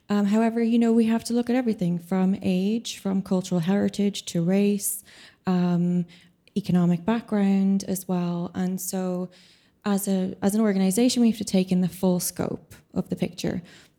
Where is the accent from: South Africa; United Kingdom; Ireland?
Ireland; I'm also an Irish composer.